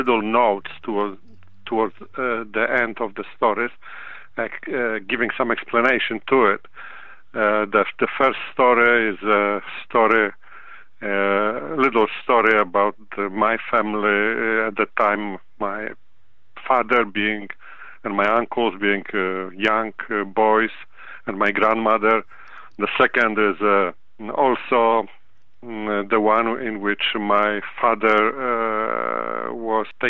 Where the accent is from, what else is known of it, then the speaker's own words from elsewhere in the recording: Poland; now in United States; I am originally from Poland, and my parents took part in that war